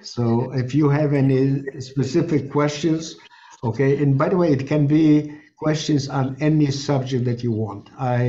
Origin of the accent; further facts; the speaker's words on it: Chernivtsi, Chernivtsi Oblast, Ukraine; born there; I was born in Chernivtsi, Bukovina, and that became part of the Greater Romania. And that's why we were deported by the Romanians and not by the Germans.